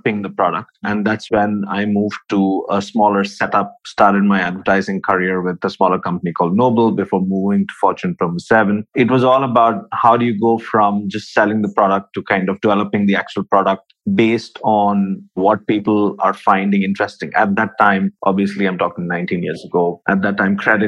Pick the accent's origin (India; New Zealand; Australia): India; Visakhapatnam, Andhra Pradesh; moved away as an adult; also born or lived in Pune, India; now in Dubai, United Arab Emirates; Originally, I'm from India. Born and brought up in a small town down south called Vishakhapatnam